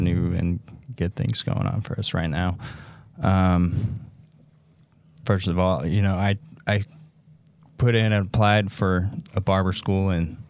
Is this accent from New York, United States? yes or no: no; St. George, Utah, United States; I'm from right here in St. George.